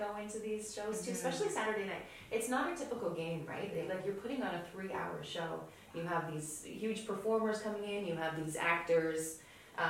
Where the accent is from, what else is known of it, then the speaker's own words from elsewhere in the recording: Toronto, Ontario, Canada; first language Polish; English is a second language; from Toronto